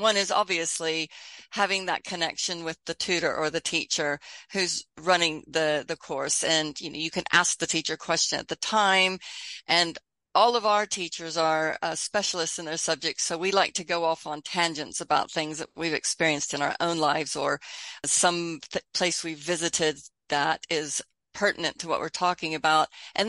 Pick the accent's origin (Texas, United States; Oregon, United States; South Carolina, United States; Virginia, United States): Texas, United States; also born or lived in United Kingdom; I have this funny accent where I would say hello because I lived in Britain a long time, but I grew up in Texas and I'm there now, so I'd also say howdy.